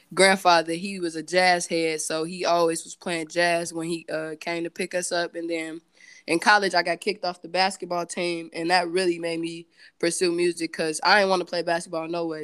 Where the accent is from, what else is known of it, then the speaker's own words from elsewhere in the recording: Gary, Indiana, United States; growing up in Gary